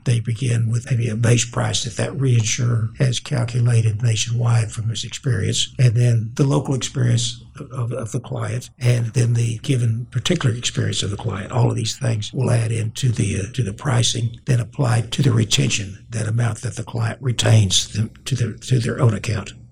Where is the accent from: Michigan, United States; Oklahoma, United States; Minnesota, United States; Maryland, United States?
Oklahoma, United States; Oklahoma City; Grew up in Oklahoma City and in the uh, South Side.